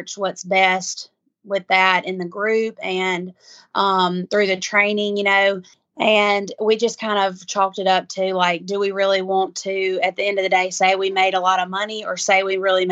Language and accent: English; Macon, Mississippi, United States; I'm from Macon, Mississippi, which is kind of East Mississippi area